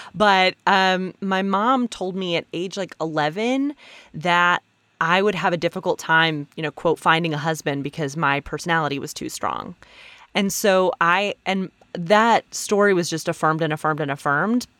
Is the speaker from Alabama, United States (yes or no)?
yes; Alabama, United States; moved away as an adult; also born or lived in San Francisco; now in New York, United States; I'm originally from Alabama.